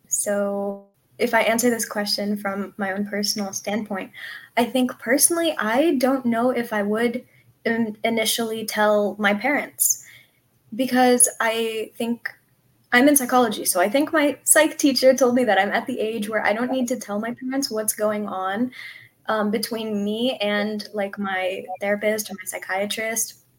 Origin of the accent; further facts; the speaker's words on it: Southern California, United States; I'm from Southern California